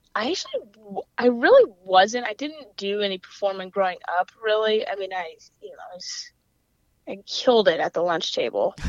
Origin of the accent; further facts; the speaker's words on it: Louisville, Kentucky, United States; accent: weird mix of accents; coastal twang; moved away as an adult; also born or lived in South Carolina; now in Atlanta, United States; I grew up in Kentucky. I'm from Louisville, Kentucky